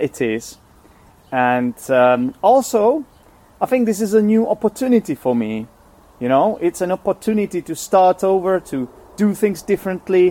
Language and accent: English; Czechia; first language Czech; English is a second language; also born or lived in England; I'm Czech, I'm from the Czech Republic. Czech is my first language